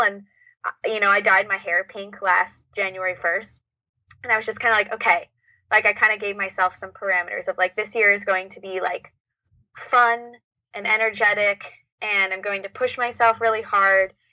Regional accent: Orange County, California, United States; I am from about an hour away in Orange County.

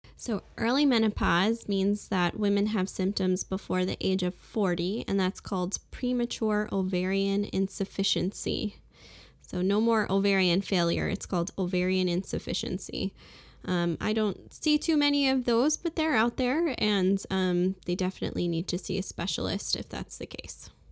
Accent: Brooklyn, New York, United States; also born or lived in England / Saint Martin; now in Fargo, United States; I'm originally from Brooklyn, New York, and I, uh, lived in a few different places like England and Saint Martin

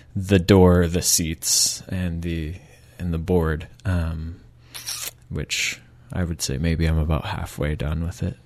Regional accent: Michigan, United States; moved away as an adult; also born or lived in Canada; now in Victoria, Canada; I'm from Michigan originally, mm-hmm. uh, from the states, and moved to Canada in 2007 uh, to do my undergrad.

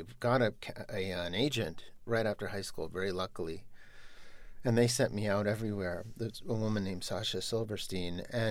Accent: New York, United States; growing up in New York

